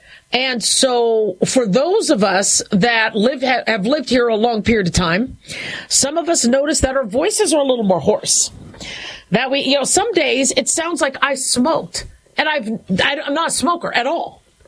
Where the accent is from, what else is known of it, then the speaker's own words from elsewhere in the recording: California, United States; also born or lived in Phoenix, United States / Las Vegas, United States; growing up in Southern California, Phoenix, Arizona, Las Vegas, Nevada